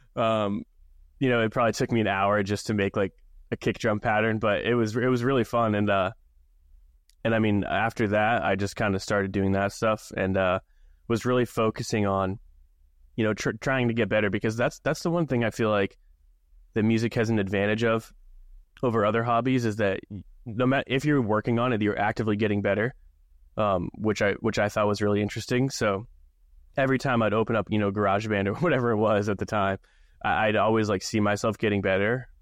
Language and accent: English; Maine, United States; growing up in Maine, small town